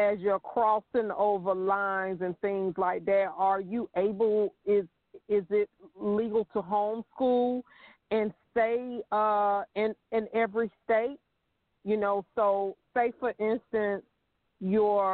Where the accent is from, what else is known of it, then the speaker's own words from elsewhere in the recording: Georgia, United States; I am from Georgia